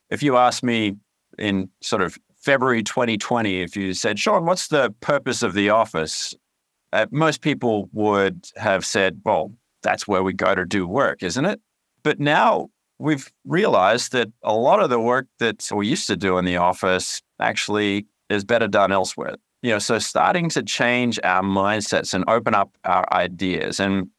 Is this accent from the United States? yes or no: no; Canada; accent: twang; also born or lived in Australia; You might hear a bit of a twang in my voice, but that's because I grew up in two countries. I was born in Australia, but spent most of my formative years in Canada.